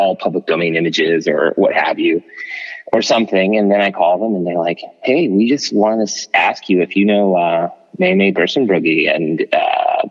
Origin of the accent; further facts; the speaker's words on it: Fresno, California, United States; I was born and raised here in Fresno.